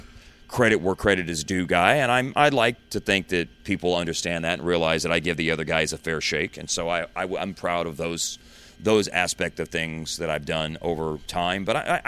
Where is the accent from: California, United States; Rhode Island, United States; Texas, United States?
Texas, United States; Justin; also born or lived in Louisville; You know, I grew up in Louisville and then spent a lot of my years living in Justin, which is a town of 1,500 people. And I used to say the word 10, like the number 10, like that.